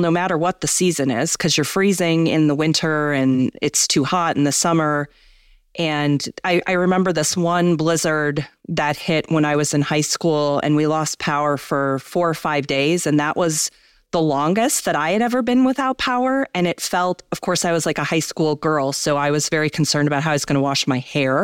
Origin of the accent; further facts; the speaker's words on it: Midwest, United States; I grew up in the Midwest